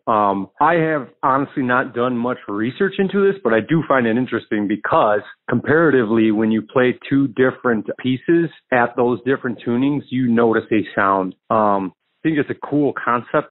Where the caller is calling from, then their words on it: Chicago, Illinois, United States; I'm calling from Chicago, musician out here